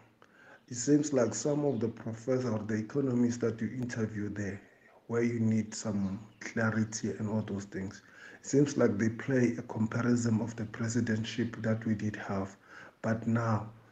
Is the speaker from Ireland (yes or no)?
no; South Africa; As the South African